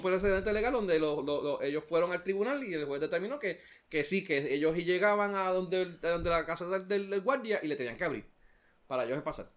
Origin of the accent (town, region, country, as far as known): Puerto Rico